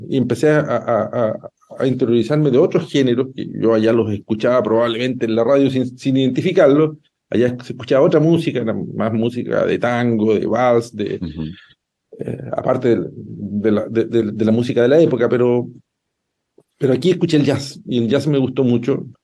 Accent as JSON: {"language": "Spanish", "area": "Llanquihue province, Puerto Varas", "region": "Los Lagos", "country": "Chile", "tie": "born or raised there", "also_born_or_lived": "Ancud / Puerto Montt", "moved": "as an adult", "lives_now": "Concepción, Chile", "said": "Yo soy proveniente de la provincia de Enquihue, yo nací en Puerto Ara, toda mi ah. familia, y yo soy de Precia, que, está cerca de Puerto Ara, ese, esa es mi tierra de origen"}